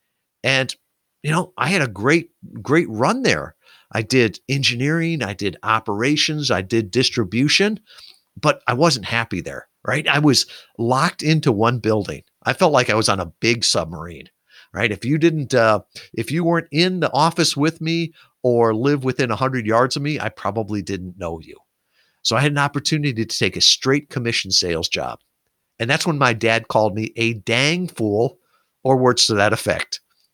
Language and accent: English; Midwest, United States; So here I am. I grew up in the Midwest, great family, all the rest